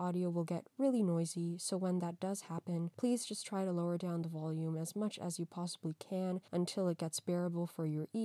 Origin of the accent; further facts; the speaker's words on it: United States; also born or lived in Pakistan; I was born in Pakistan, raised in America